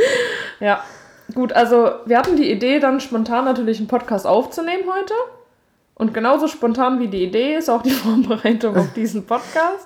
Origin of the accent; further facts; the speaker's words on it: Germany; moved away; da, wo ich herkomme, aus dem Berzenwald